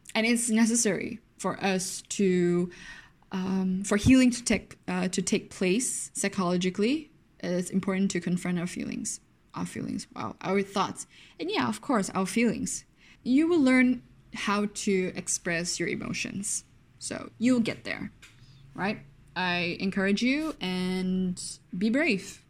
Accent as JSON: {"language": "English", "country": "Malaysia", "said": "I'm very Malaysian"}